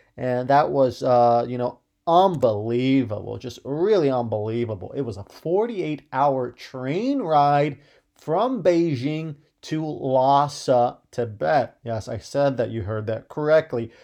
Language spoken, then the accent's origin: English; Ohio, United States; I grew up in Ohio.